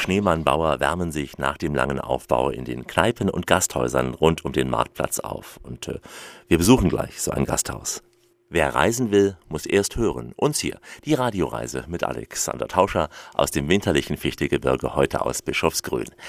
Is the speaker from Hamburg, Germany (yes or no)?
no; Saxony, Germany; Also ich bin ja geborener Sachse und mich erinnert vieles hier auch an meine Heimat.